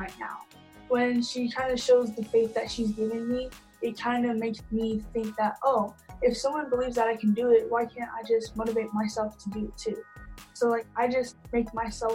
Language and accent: English; Provo, Utah, United States; also born or lived in Ogden, Utah; I was born in Ogden, Utah, but I basically lived in Provo, Utah my whole life